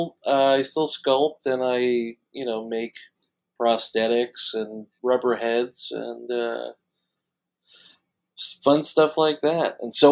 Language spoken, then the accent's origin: English; New York City, New York, United States; also born or lived in Long Island, New York; now in California, United States; I'm from Queens, New York, originally, and then my parents wanted to own a home, so we moved to Long Island, and my family is still in New York, and I'm in California.